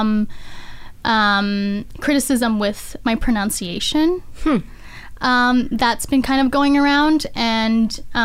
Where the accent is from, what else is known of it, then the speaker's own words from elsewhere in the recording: Canada; being Filipino-Canadian